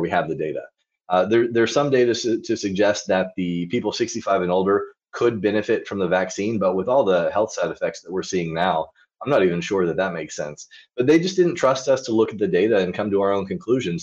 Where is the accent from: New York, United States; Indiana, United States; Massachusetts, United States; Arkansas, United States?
Arkansas, United States; moved away as an adult; also born or lived in Israel / Wyoming; now in Fairbanks, United States; I grew up in Arkansas, small town of about twenty-five thousand people